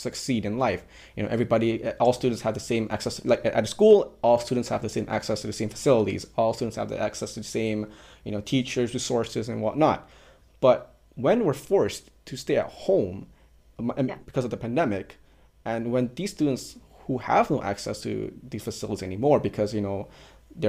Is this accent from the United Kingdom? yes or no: no; Malaysia; we're from Malaysia